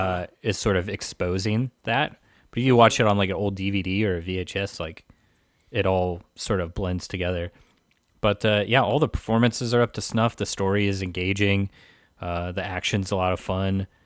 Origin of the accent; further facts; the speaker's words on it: Pacific Northwest, United States; I was growing up in the Pacific Northwest